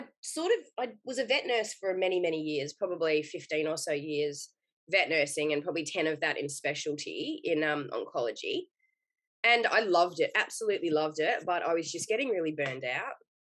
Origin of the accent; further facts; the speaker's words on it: Victoria, Australia; moved away as an adult; now in Queensland, Australia; I'm originally from Victoria